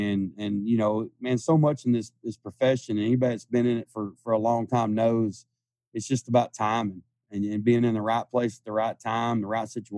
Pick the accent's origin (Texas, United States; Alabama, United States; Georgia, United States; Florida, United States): Texas, United States; Pilot Point; closer to my hometown of Pilot Point.